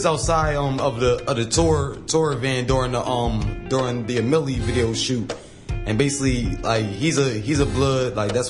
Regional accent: Wilmington, Delaware, United States; Originally, I'm from Wilmington, Delaware.

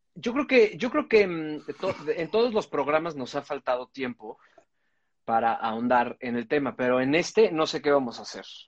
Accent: Cuajimalpa, Mexico City, Mexico; yo crecí en Coajimalpa

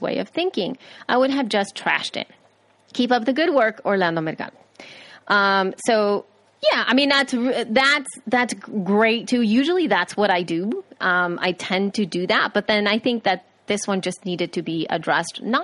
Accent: El Salvador; I am from El Salvador.

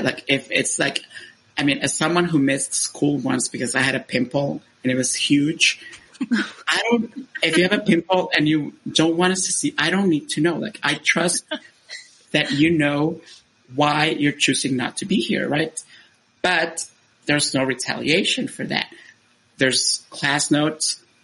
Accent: Honduras; moved away as an adult; I was born in Honduras and I stayed there until I was uh, 18 years old

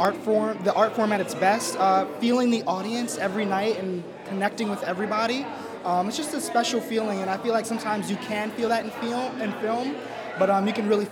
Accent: New York City, New York, United States; I'm from Brooklyn, New York.

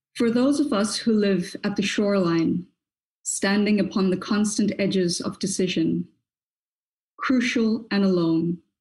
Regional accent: South Africa; I am a South African Black woman and woman of color

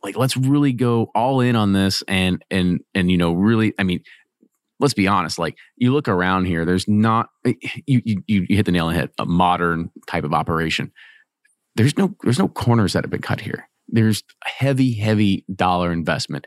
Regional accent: Louisville, Kentucky, United States; I'm from Louisville

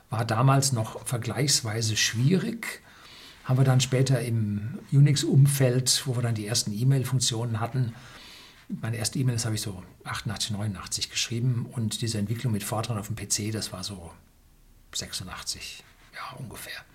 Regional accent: Munich, Bavaria, Germany; Ich bin daraufhin zurück in meine Heimatstadt München gezogen

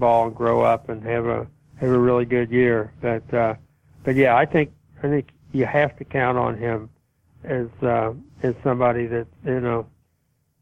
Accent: Kentucky, United States; growing up in Kentucky

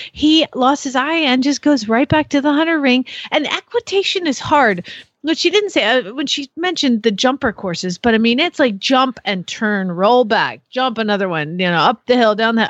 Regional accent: Phoenix, Arizona, United States; moved away as an adult; now in Norman, United States; I'm from Phoenix, Arizona. So I just moved here from Phoenix

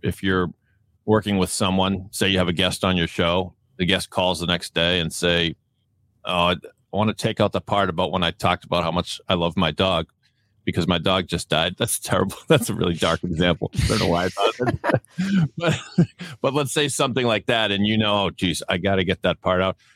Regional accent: Boston, Massachusetts, United States; accent: Boston; my Boston accent

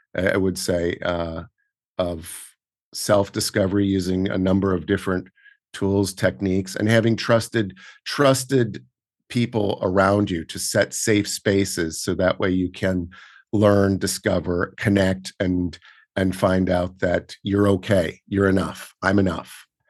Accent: Portland, Oregon, United States; now in New York, United States; while I was growing up in Oregon and then f, later on rural Oregon

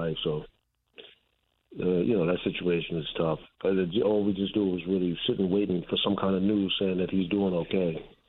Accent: New York City, New York, United States; I grew up in the South Bronx

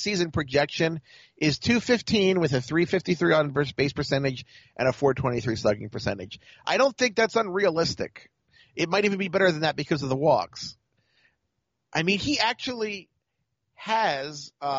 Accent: Baltimore, Maryland, United States; I'm from Baltimore

